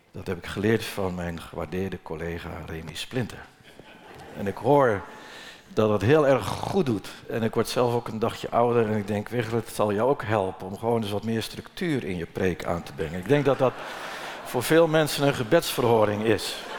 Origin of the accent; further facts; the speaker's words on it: Netherlands; moved away; waar ik geboren ben. Dat is anderhalve kilometer hier verderop aan de hoofdweg, mijn geboortehuis